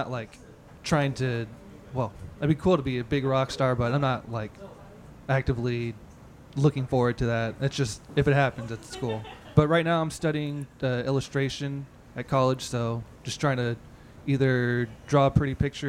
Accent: San Diego, California, United States; my hometown, San Diego.

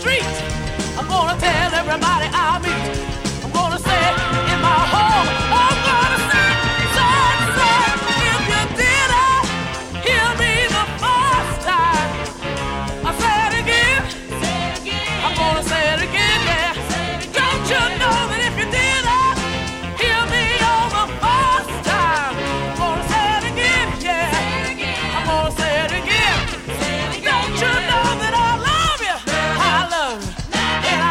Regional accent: Bay Area, California, United States; I'm from the Bay Area

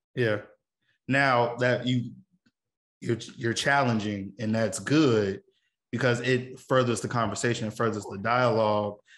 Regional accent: Chicago, Illinois, United States; being a Chicagoan

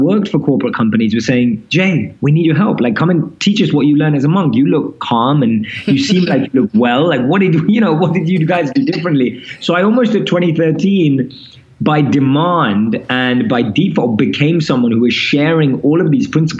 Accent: London, United Kingdom; moved away as an adult; also born or lived in India; now in New York City, United States; So I'm born and raised in London, as you can probably tell from my accent.

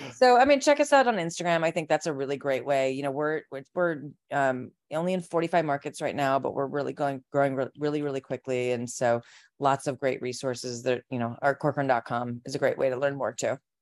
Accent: Chicago suburbs, Illinois, United States; I grew up in the Chicago suburbs

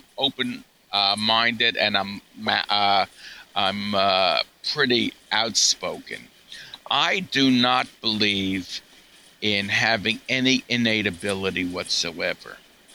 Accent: New York, United States; I'm a New Yorker

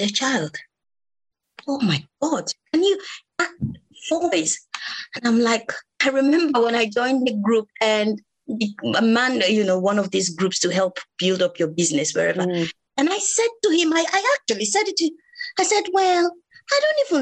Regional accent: Nigeria; moved away as an adult; now in United Kingdom; I was born in Nigeria, grew up in Nigeria. I actually came into this country 15 years ago.

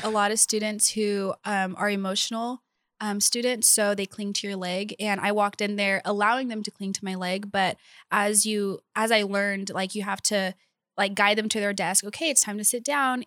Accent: Bakersfield, California, United States; I'm from Bakersfield, California.

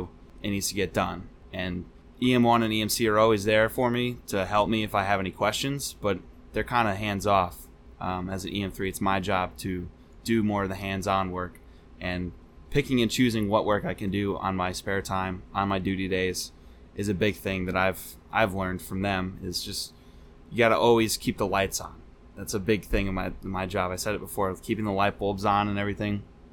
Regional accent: New England, United States; I definitely liked the... I grew up in New England. Seeing all the seasons is great.

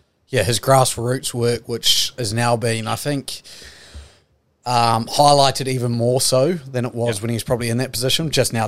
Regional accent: New Zealand; as a New Zealander

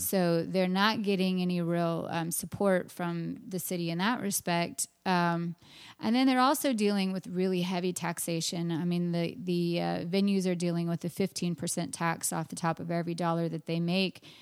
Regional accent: Austin, Texas, United States; my hometown

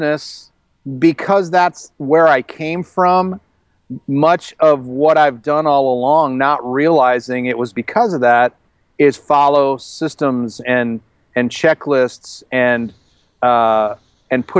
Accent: outside of Chicago, Illinois, United States; moved away as an adult; also born or lived in Colorado; in Illinois, where I grew up outside of Chicago

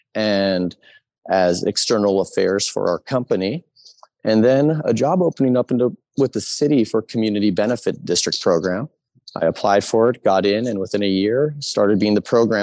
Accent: San Francisco, California, United States; born or raised there

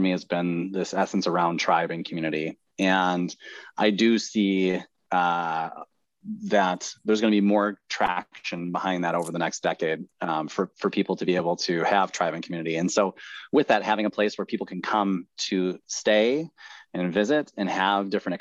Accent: Midwest, United States; I grew up in the Midwest

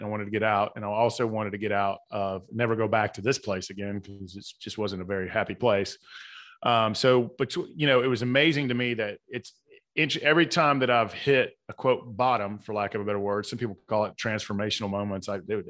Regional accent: Atlanta, Georgia, United States; So I was born and raised in South Atlanta.

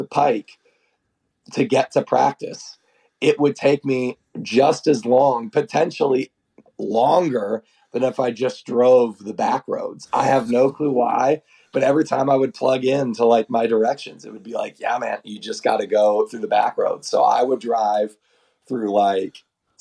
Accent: Oklahoma, United States; I'm the guy from Oklahoma

